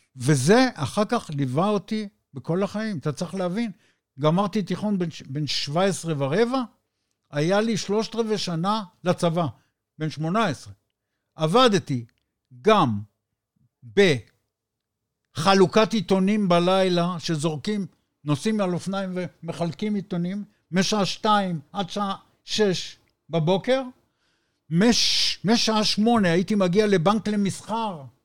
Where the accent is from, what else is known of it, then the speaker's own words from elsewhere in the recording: Israel; אני מישראל